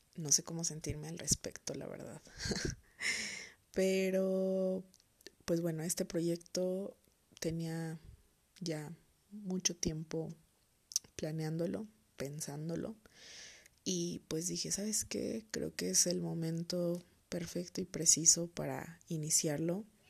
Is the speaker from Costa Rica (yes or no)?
no; Toluca, State of Mexico, Mexico; soy originaria de Toluca, Estado de México